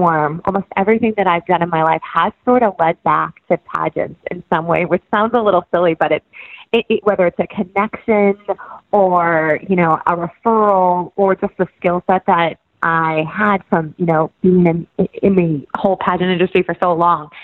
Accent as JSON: {"language": "English", "region": "Georgia", "country": "United States", "tie": "born or raised there", "also_born_or_lived": "New York", "moved": "yes", "said": "I grew up in Georgia, and I come from 3 generations of dancers"}